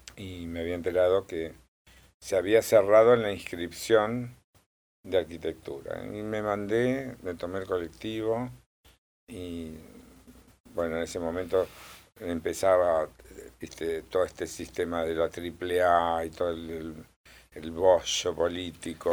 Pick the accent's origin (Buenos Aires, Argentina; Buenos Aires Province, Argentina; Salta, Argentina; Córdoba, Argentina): Córdoba, Argentina; born or raised there; also born or lived in Tostado, Santa Fe / Santo Tomé, Santa Fe